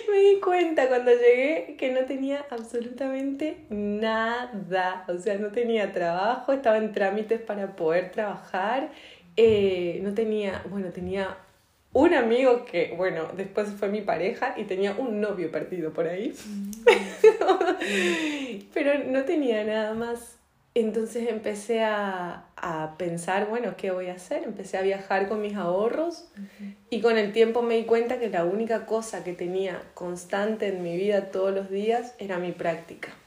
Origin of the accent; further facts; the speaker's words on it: Chaco, Argentina; yo soy argentina, vivo, vivía en, en Chaco, una provincia del norte de Argentina.